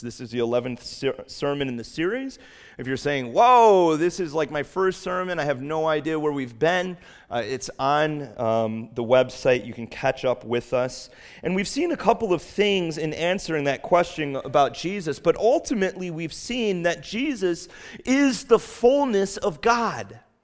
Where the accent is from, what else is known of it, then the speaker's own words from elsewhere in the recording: Chicago, Illinois, United States; now in New England, United States; growing up in Chicago